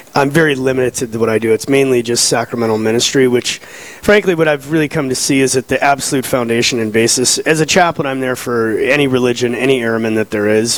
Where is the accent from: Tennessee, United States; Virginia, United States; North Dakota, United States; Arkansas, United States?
North Dakota, United States; Fargo; moved away; I'm from Fargo. My brother and I are from there, and so all of my remaining family is out there